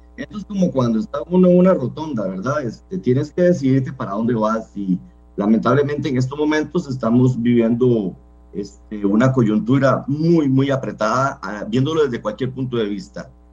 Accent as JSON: {"language": "Spanish", "country": "Costa Rica"}